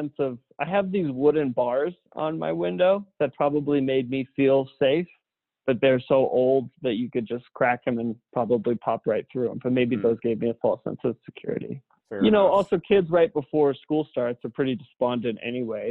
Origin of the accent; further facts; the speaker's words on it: Helena, Montana, United States; growing up in Helena, Montana